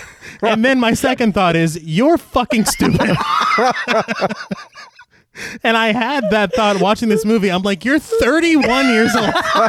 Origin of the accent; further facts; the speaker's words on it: United States; maybe just as an American.